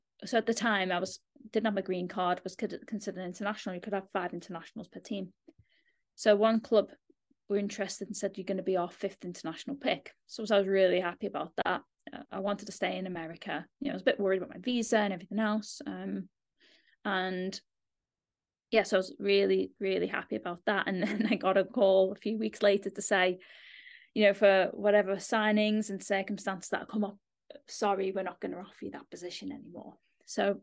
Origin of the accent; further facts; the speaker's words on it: Liverpool, North West England, United Kingdom; moved away; I'm from Liverpool, just outside of Liverpool.